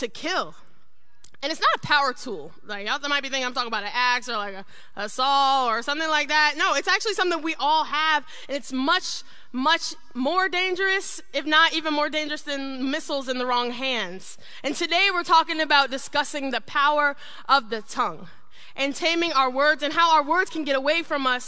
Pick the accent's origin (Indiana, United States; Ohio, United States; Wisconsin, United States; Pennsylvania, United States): Ohio, United States; I grew up in Ohio, me and my siblings